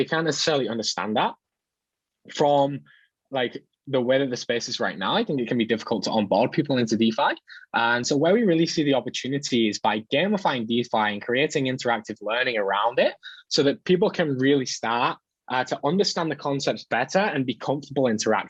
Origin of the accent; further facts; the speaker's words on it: United Kingdom; moved away as an adult; I'm from the UK, but I kind of travel full time, like perpetual travel.